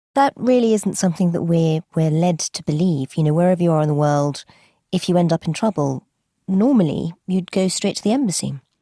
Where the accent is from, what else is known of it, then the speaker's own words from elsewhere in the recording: United Kingdom; we, as British citizens